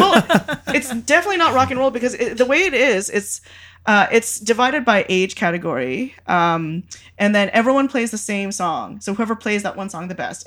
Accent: Canada; I grew up in Canada

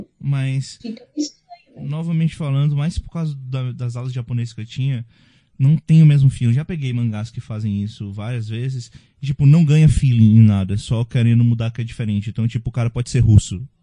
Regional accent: Northeast Region, Brazil; eu sou do Nordeste

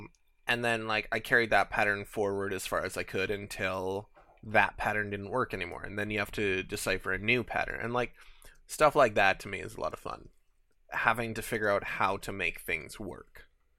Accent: Canada; we're Canadian, yeah.

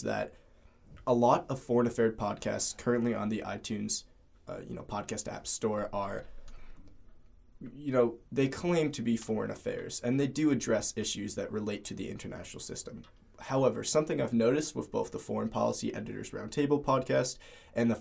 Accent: Cleveland, Ohio, United States; moved away; I'm originally from Cleveland, Ohio

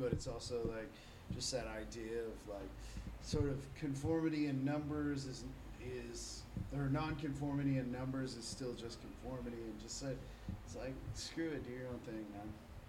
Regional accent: Midwest, United States; moved away; We're actually from the Midwest originally.

